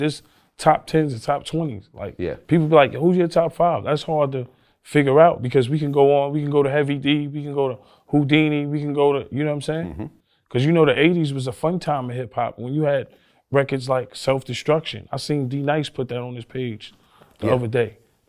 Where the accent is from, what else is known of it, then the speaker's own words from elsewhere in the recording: New York, United States; to remember I was from New